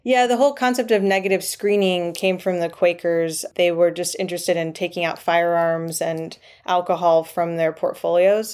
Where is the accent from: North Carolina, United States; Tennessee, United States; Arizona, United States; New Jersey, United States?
North Carolina, United States; Triangle region of; I grew up in the Triangle region of North Carolina